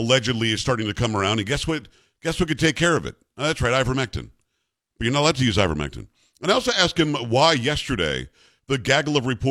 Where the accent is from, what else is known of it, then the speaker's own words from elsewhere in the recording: South Florida, United States; also born or lived in New York; I grew up in South Florida, so I grew up in the South, although I'm from New York originally